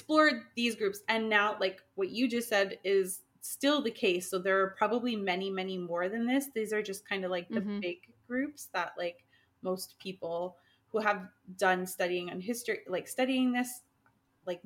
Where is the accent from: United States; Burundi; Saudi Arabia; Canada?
Canada; moved away as an adult; now in Europe; as a Canadian, growing up as a Canadian, with Quebec constantly wanting to separate